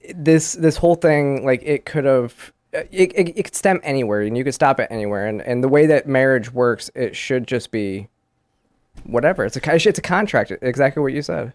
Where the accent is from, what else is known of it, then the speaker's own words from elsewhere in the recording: Michigan, United States; I grew up in Michigan, and we used to go to Canada